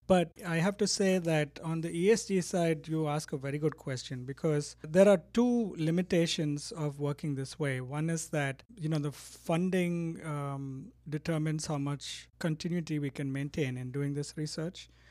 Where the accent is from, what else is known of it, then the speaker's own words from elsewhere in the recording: Bangalore, Karnataka, India; now in Davis, United States; I grew up in Bangalore, so it's my hometown